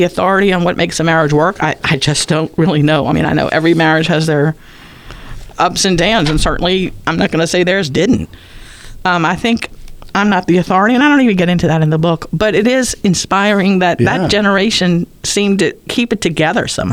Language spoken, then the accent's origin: English; New Orleans, Louisiana, United States; born or raised there